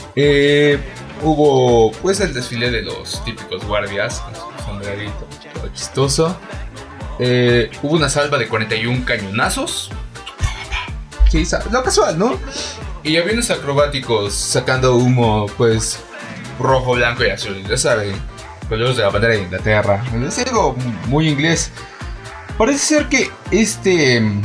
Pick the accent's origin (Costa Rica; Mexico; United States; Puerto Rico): Mexico; Mexico City; Seguimos siendo todos chilangos